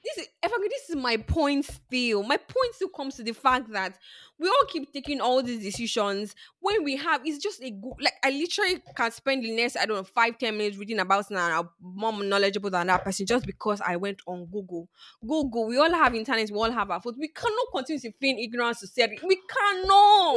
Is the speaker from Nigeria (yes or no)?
yes; Nigeria; I grew up in Nigeria